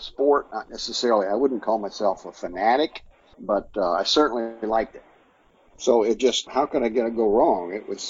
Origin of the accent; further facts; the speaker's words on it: Orlando, Florida, United States; also born or lived in Sarasota, Florida / Tampa, Florida / St. Petersburg, Florida; I've spent the rest of my life in Central